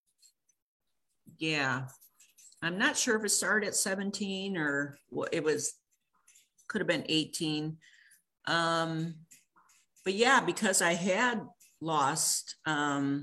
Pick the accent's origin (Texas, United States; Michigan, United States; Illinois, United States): Illinois, United States; moved away as an adult; also born or lived in California; I grew up in Illinois, by the way, going back home for a visit